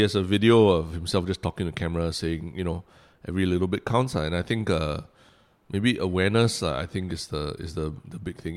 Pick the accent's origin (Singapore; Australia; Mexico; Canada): Singapore; Singaporeans have this very strange relationship with nature. I mean, we, we are, we are surrounded by it. We, we built our city from a jungle